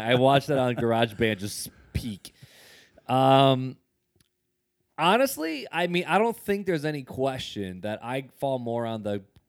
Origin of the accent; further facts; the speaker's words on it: Indiana, United States; Like I grew up in Northwest Indiana, right outside of Gary, which Gary's a very hip hop basketball culture group.